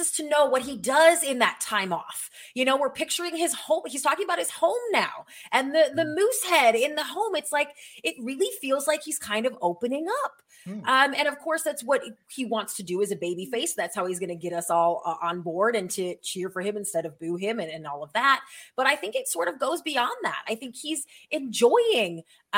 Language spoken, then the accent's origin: English; Minnesota, United States; I'm from Minnesota